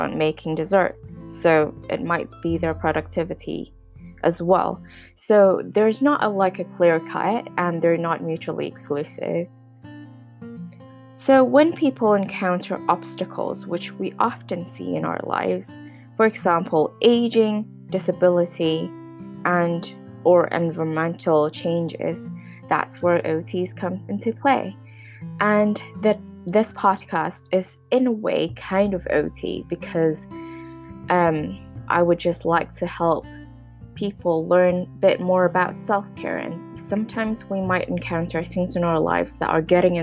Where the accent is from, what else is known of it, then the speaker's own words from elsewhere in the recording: Hong Kong; moved away; also born or lived in United Kingdom; I'm from Hong Kong and a lot of my family and friends are in Hong Kong